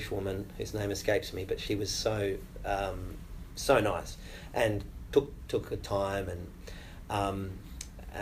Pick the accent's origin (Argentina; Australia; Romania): Australia; moved away as an adult; now in Los Angeles, United States